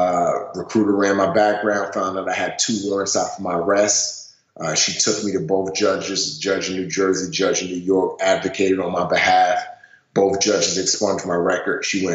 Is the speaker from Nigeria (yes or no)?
yes; Nigeria; born there; Yeah, so I was born in Nigeria into a very wealthy family.